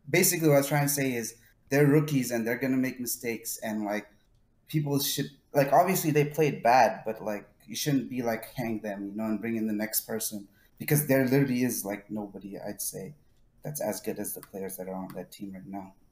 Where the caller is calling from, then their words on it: Hanover, New Hampshire, United States; I'm calling from Hanover, New Hampshire.